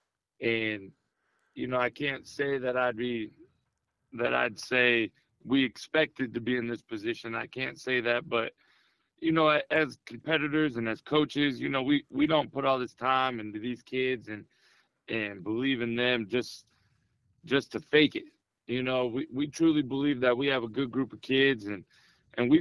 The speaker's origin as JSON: {"language": "English", "region": "Michigan", "country": "United States", "moved": "yes", "lives_now": "North Carolina, United States", "said": "I'm from Michigan. I'm one of those Yankees you were just talking about."}